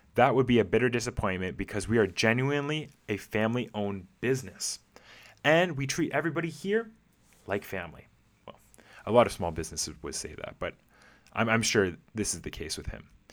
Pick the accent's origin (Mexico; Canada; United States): Canada; as a Canadian myself